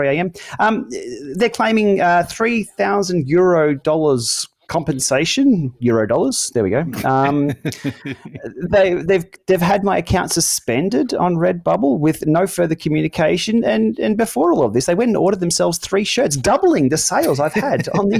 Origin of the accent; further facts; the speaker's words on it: Australia; Being an Aussie